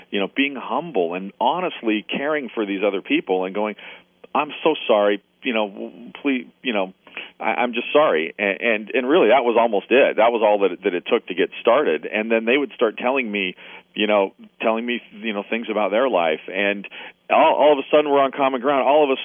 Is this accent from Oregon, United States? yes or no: yes; Portland, Oregon, United States; my hometown of, you know, Portland, Oregon here